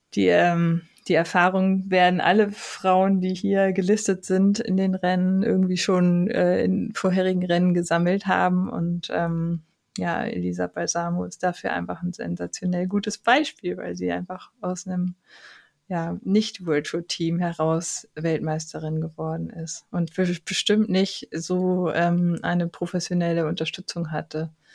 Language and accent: German; Germany; bei uns in Deutschland